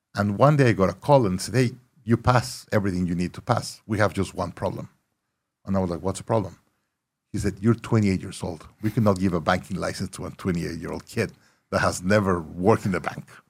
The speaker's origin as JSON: {"language": "English", "town": "Monterrey", "region": "Nuevo León", "country": "Mexico", "tie": "born or raised there", "also_born_or_lived": "Mexico City", "moved": "as an adult", "lives_now": "Austin, United States", "said": "I was born Monterrey, Mexico, live in Mexico City"}